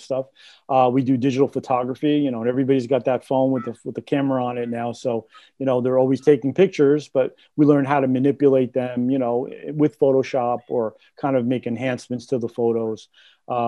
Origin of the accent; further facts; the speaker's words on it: Clifton, New Jersey, United States; moved away as an adult; now in Hawthorne, United States; I'm from Clifton, but been in Hawthorne since 87.